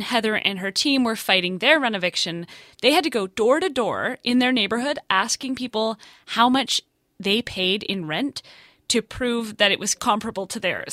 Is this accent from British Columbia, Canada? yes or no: yes; Vancouver, British Columbia, Canada; Vancouver, actually, my hometown